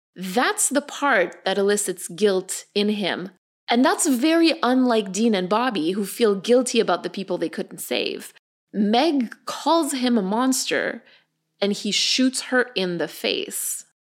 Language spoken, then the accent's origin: English; Canada; we're Canadian